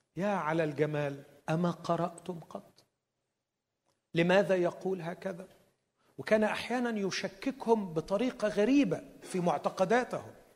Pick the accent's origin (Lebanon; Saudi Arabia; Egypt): Egypt; عندنا في مصر